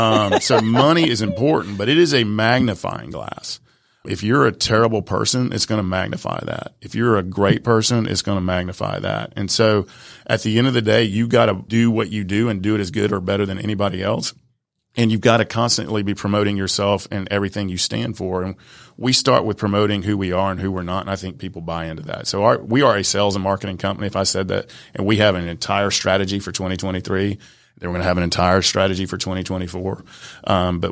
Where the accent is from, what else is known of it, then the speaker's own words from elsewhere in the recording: Atlanta, Georgia, United States; English is a second language; I'm from the South Side of Atlanta, man. English is like my third language.